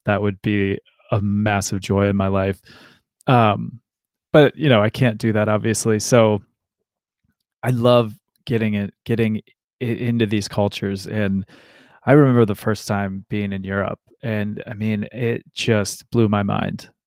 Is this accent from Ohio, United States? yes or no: yes; Ashland, Ohio, United States; I grew up in Ashland, Ohio